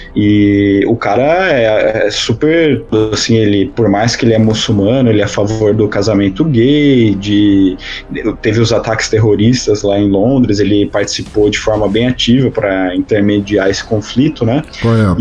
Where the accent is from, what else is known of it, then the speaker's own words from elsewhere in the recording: interior of São Paulo, Brazil; now in Florianópolis, Brazil; sou paulista do interior radicado aqui em Santa Catarina, na Ilha da Magia famigerada Florianópolis